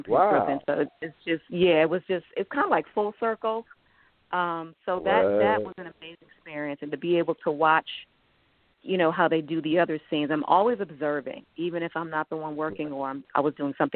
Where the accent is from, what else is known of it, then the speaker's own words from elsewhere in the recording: Buffalo, New York, United States; I'm from Buffalo, New York